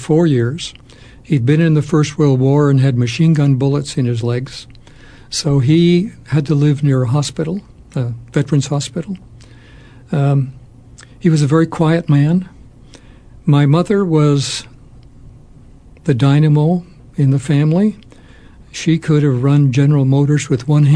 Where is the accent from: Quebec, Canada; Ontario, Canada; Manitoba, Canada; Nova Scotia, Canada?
Ontario, Canada; Toronto; moved away; we went to a school called Central Tech in Toronto High School